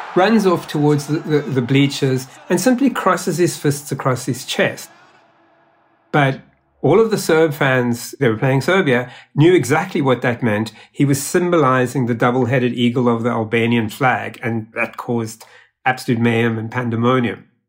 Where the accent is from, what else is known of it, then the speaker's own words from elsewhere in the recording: South Africa; moved away; I am a South African born